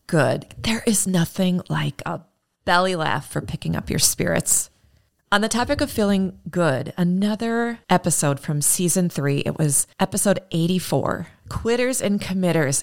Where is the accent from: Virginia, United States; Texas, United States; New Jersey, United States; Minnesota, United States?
Minnesota, United States; Minneapolis; my hometown of Minneapolis